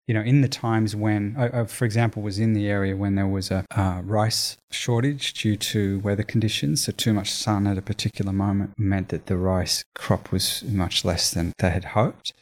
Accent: Australia; growing up in Australia

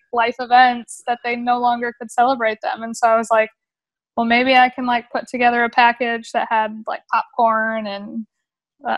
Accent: Grand Rapids, Michigan, United States; moved away as an adult; now in Texas, United States; I'm originally from Grand Rapids, Michigan.

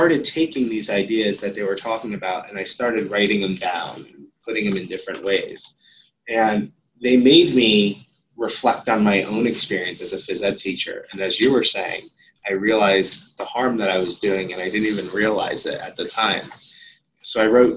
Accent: United States; moved away; also born or lived in Auckland, New Zealand; Ben and I were the only Americans

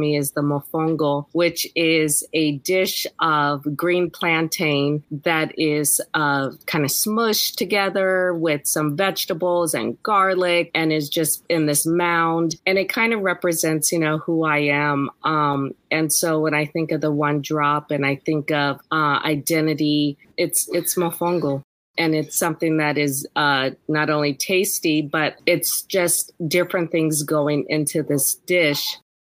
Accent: Puerto Rico; born there; So I was born in Puerto Rico. My parents were in the service. And so I was born in Puerto Rico.

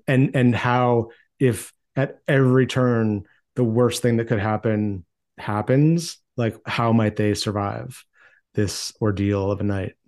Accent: Maine, United States; I grew up in Maine in a small town

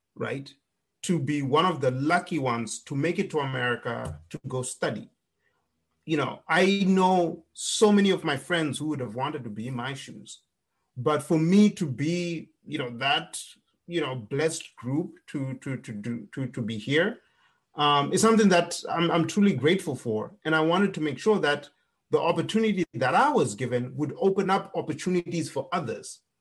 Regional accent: Zimbabwe; moved away as an adult; now in United States; I grew up in Zimbabwe

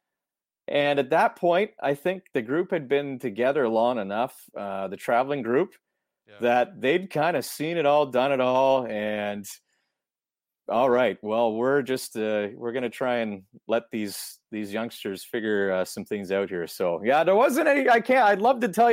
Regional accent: Ontario, Canada; growing up in Ontario

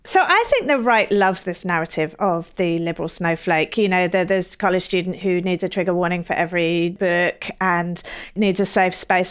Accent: England, United Kingdom; now in United States; I'm from England

